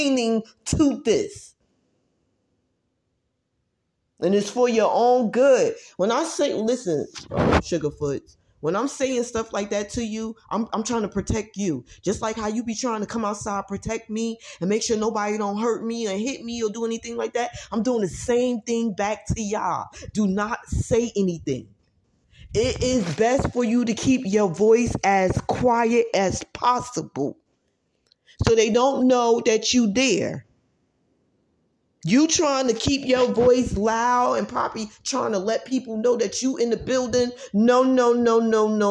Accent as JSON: {"language": "English", "town": "Newark", "region": "New Jersey", "country": "United States", "tie": "born or raised there", "said": "I was born in Newark, New Jersey"}